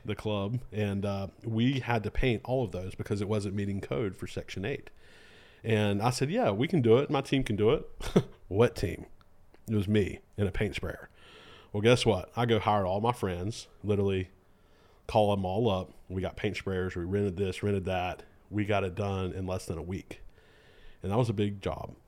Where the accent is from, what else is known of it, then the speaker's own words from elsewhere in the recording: Lexington, United States; also born or lived in Argentina / Guatemala; I'm from Lexington. Uh, grew, born and raised here in Lexington